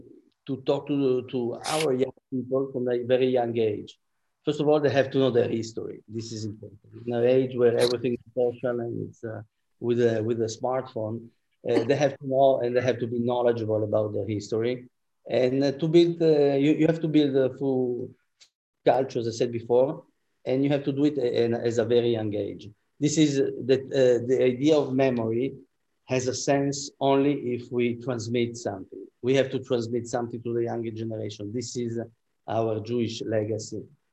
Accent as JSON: {"language": "English", "town": "Antwerp", "region": "Flanders", "country": "Belgium", "tie": "born there", "said": "I was born in Antwerp, as I told you, and you know, there they have the Flemish Bloc, which is a very anti-Semitic party."}